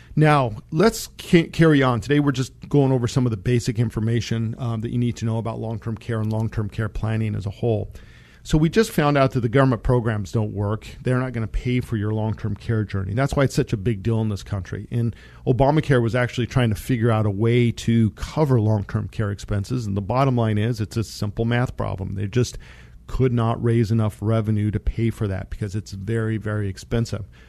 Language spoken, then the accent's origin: English; Monte Vista, Colorado, United States; I grew up in Monta Vista, Colorado.